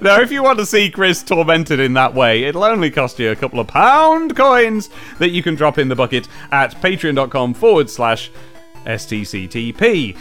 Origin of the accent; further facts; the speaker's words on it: United Kingdom; we're all British here